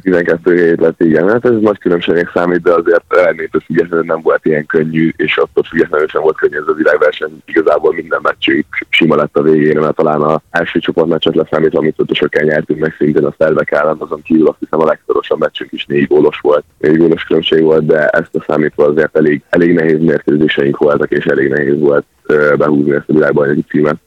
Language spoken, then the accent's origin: Hungarian; Szeged, Csongrád-Csanád, Hungary; moved away as an adult; also born or lived in Budapest; én 13 év után elhagyom Szegedet, elhagyom a szülővárosomat